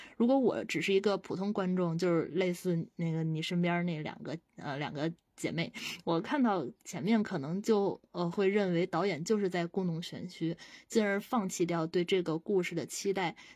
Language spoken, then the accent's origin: Chinese; China; 我们作为中国人，我们对亲情是有信仰在的